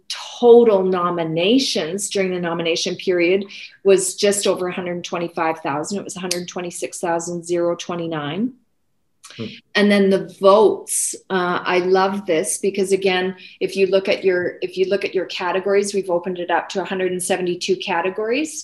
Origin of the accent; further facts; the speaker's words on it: Canada; I think we're Canadian.